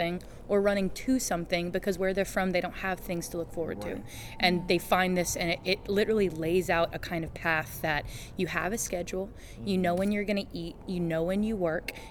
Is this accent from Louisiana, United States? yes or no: yes; New Iberia, Louisiana, United States; I'm from Louisiana, a really small town called New Iberia, or a parish